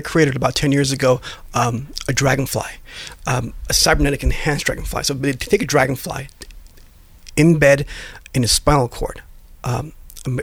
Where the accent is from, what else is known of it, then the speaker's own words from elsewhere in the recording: Iran; also born or lived in Europe / East Coast, United States / Illinois, United States / China; now in California, United States; I was born in Iran. We were not Muslim. So we left the country in 1987, lived in Europe, and then East Coast for about 7 years